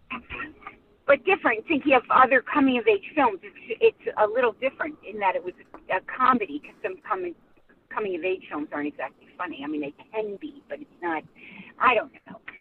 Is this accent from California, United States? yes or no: no; upstate New York, United States; this Summer Stock Theater, which is actually very well known in upstate New York now, came to my hometown